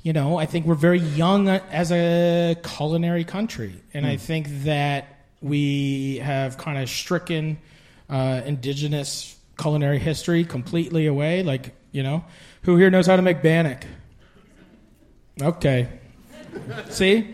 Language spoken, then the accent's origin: English; Fort Erie, Ontario, Canada; also born or lived in Maritimes / Vancouver; growing up in Fort Erie